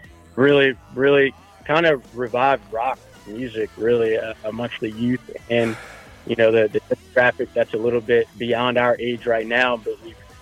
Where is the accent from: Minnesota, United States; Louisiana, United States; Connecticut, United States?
Louisiana, United States; New Orleans; now in Georgia, United States; I'm from New Orleans originally